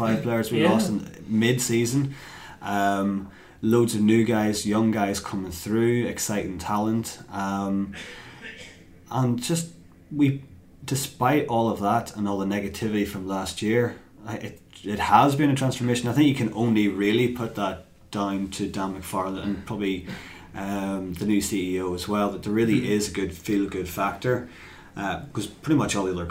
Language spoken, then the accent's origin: English; Waringstown, Northern Ireland, United Kingdom; moved away as an adult; also born or lived in London; now in Belfast, United Kingdom; I'm originally from Waringstown. Now work in Banbridge, live in Belfast